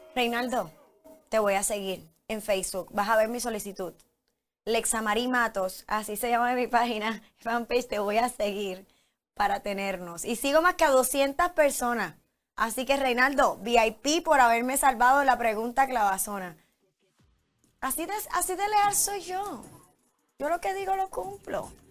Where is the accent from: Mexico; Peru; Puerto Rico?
Puerto Rico; yo soy puertorriqueña